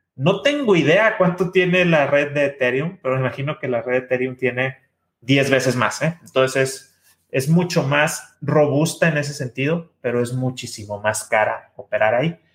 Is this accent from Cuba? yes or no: no; Mexico; los que somos mexicanos